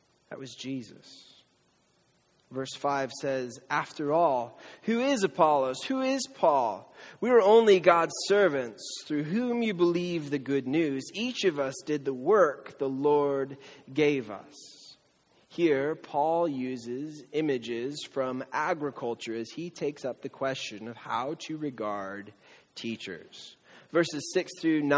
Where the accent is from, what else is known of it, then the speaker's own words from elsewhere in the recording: Camarillo, California, United States; I'm from Camarillo, the outlets